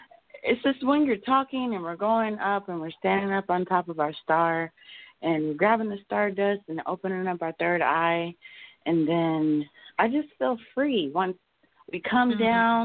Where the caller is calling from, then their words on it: Des Moines, Iowa, United States; I'm calling from Des Moines, Iowa.